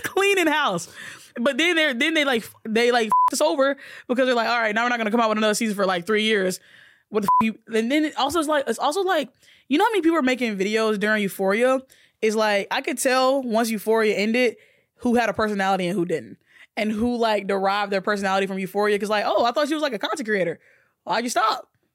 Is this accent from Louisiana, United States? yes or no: no; Alabama, United States